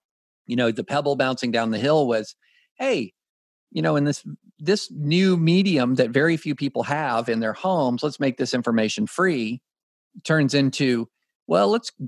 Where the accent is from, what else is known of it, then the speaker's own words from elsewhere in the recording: Kentucky, United States; When I grew up in Kentucky